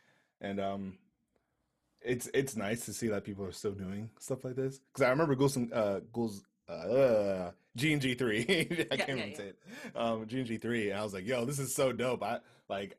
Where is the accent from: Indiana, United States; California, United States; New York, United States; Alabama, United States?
New York, United States; New York City; I'm from Brooklyn